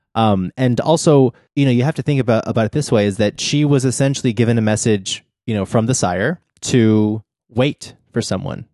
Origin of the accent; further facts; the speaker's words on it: Texas, United States; I grew up in Texas